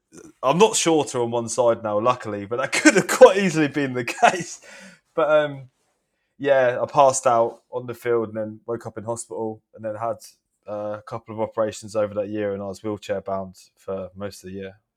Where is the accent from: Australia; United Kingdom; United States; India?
United Kingdom; Hastings, South East England; now in London, United Kingdom; I am from Hastings in the southeast of England, but I currently live in London